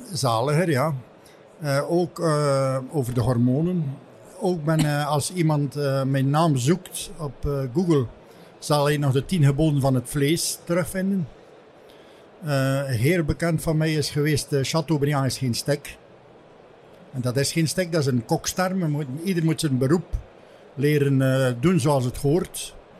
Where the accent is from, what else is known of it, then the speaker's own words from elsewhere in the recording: Heuvelland, Flanders, Belgium; now in Ostend, Belgium; Ik ben een echte West-Vlaming van Heuveland afkomstig. Ik heb het geluk gehad van aan de rechterkant van de straat geboren te zijn. De linkerkant was Frankrijk.